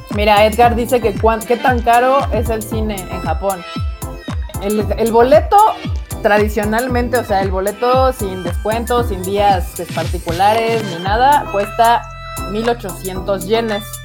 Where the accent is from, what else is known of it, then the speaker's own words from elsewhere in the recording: Mexico; como mexicanos